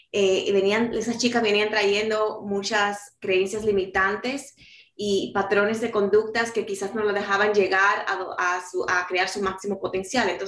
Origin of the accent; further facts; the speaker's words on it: New York City, New York, United States; also born or lived in Dominican Republic; yo nací en República Dominicana y me crié en la ciudad de Nueva York, llegué a los cuatro años y ahí pues hice toda una vida